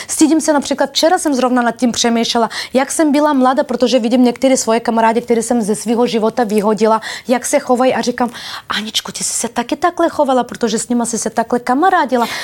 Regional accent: Bulgaria; Czech is a second language; also born or lived in Balkans; now in Czech Republic; když jsem přišla z Bulharska

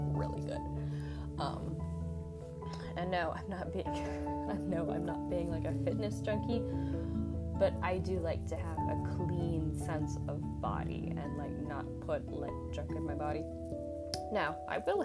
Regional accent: United States; I'm from the United States.

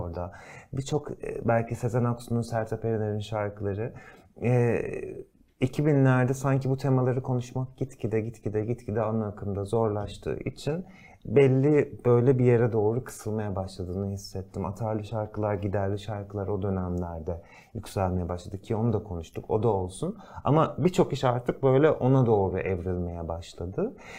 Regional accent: Turkey; moved away as an adult; bizler burada doğduk büyüdük

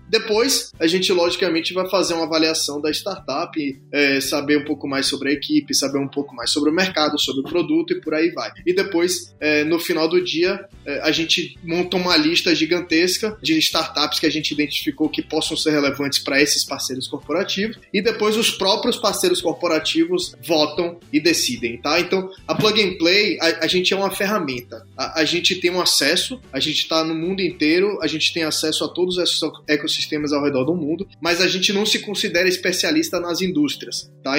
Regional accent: Brazil; now in United States; como brasileiro

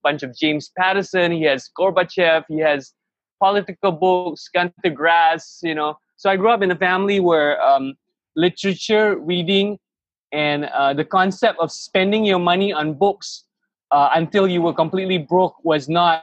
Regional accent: Malaysia; I grew up in Malaysia

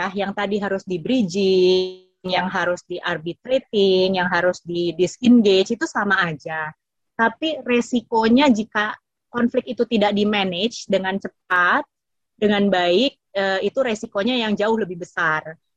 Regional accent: Papua New Guinea; Indonesian is a second language; karena saya memang gede di PNG ya itu kan people is our number one priority right.

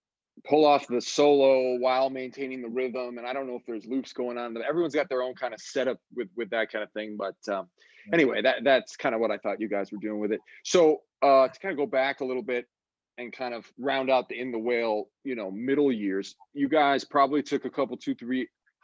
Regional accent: Texas, United States; We didn't even know these guys at the time because, we're coming from Texas.

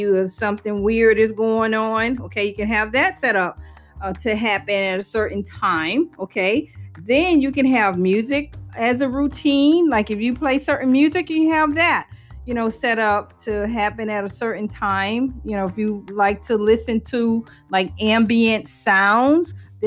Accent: New Orleans, Louisiana, United States; I'm from New Orleans

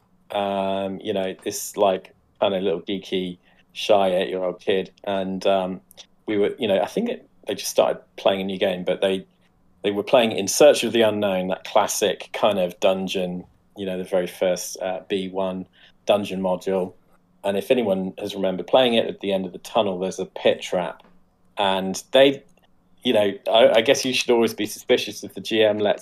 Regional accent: Coventry, West Midlands, United Kingdom; used to go and help his grandfather with his secondhand bookstall in Coventry Indoor Market.

